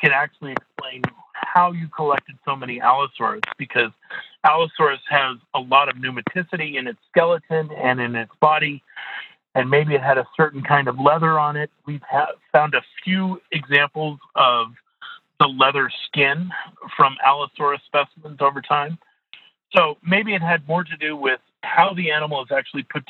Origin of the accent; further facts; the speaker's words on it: Midwest, United States; I grew up in the Midwest